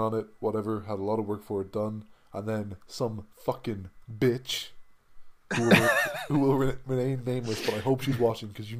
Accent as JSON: {"language": "English", "country": "Ireland", "said": "I'm Irish"}